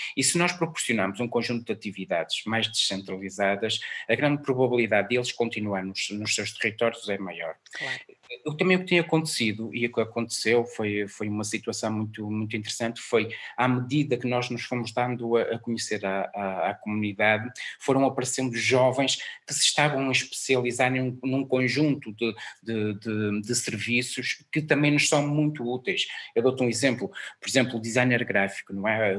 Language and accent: Portuguese; Portugal; A minha aldeia não é esta aqui de Mil, é, é do lado, é em Santa Maria